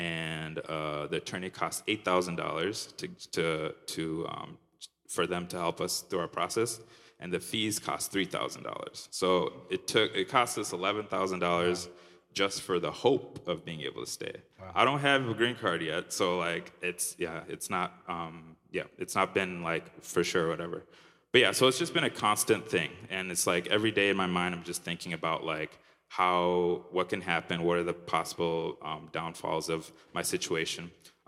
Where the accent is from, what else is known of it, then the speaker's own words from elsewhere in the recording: Minnesota, United States; now in Chicago, United States; I moved here a year and a half ago, so I'm still kind of reintegrating into being a Chicagoan. I lived in Minnesota my whole life. So this city is very different from Minneapolis and the town I grew up in.